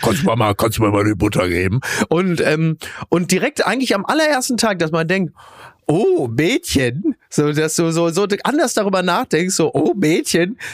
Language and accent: German; Castrop-Rauxel, North Rhine-Westphalia, Germany; in Henrichenburg, in meinem Heimatdorf